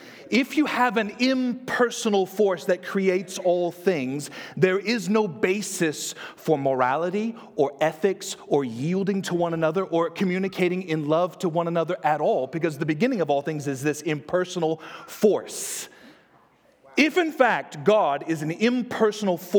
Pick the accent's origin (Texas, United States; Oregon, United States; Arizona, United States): Texas, United States; I'm from Texas